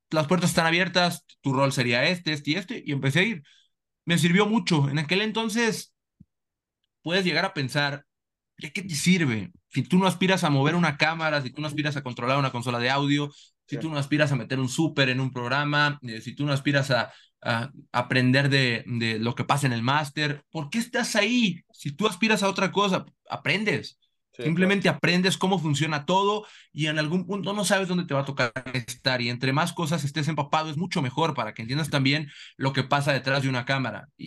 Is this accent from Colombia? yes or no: no; Salamanca, Guanajuato, Mexico; Sí, mira, y soy de Salamanca.